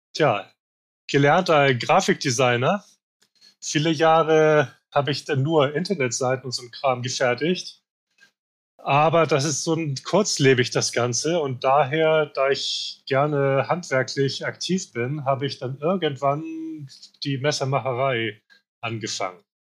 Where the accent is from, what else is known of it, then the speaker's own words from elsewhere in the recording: Hamburg, Germany; moved away as an adult; now in Spain; Ich komme aus Hamburg daher auch das Logo mit Hamburg drauf, wobei ich seit, ja, seit 20 Jahren eigentlich nicht mehr in Hamburg lebe, sondern in Spanien. Aber ich fühle mich nach wie vor als Hamburger